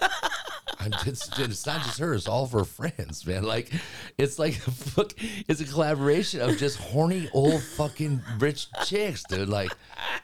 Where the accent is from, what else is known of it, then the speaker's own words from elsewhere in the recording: Cedar Falls, Iowa, United States; moved away as an adult; also born or lived in California; I was born in Cedar Falls, Iowa.